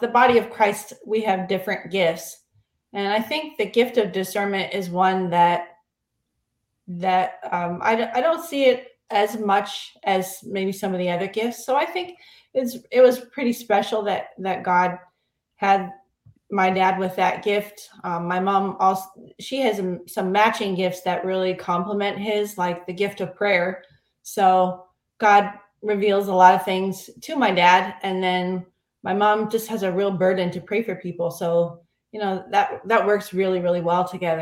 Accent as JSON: {"language": "English", "region": "Ontario", "country": "Canada", "tie": "born or raised there", "also_born_or_lived": "Foresters Falls, Ontario", "moved": "yes", "lives_now": "Taipei, Taiwan", "said": "I had a great childhood in Ontario"}